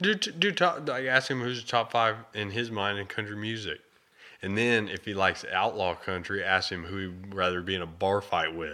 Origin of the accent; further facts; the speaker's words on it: United States; I was born in America